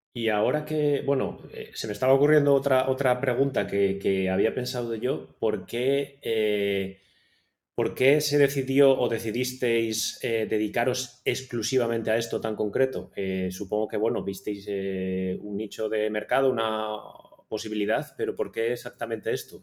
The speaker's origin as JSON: {"language": "Spanish", "town": "Ponferrada", "region": "Castile and León", "country": "Spain", "also_born_or_lived": "Barcelona / Madrid / London", "moved": "yes", "lives_now": "Tenerife, Spain", "said": "yo soy de León, de Ponferrada"}